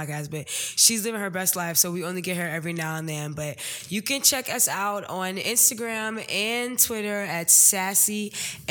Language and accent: English; Virginia, United States; we are from Virginia